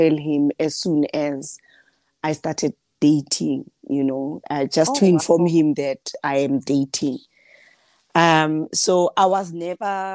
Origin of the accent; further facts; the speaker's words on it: the Vaal, Gauteng, South Africa; I was born and bred in the Val, it's a small part of Gauteng, south of Gauteng in South Africa